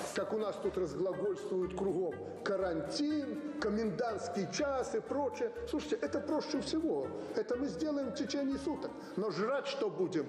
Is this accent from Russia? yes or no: no; Kazakhstan; moved away as an adult; now in Minsk, Belarus; я приехала из Казахстана